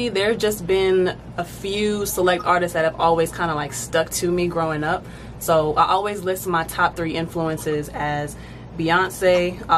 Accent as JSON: {"language": "English", "town": "Fayetteville", "country": "United States", "tie": "born there", "also_born_or_lived": "Delaware / Virginia / Texas / Hawaii", "lives_now": "Georgia, United States", "said": "So I was born in Fayetteville and I've lived in Delaware, Virginia, Texas, Hawaii, now Georgia."}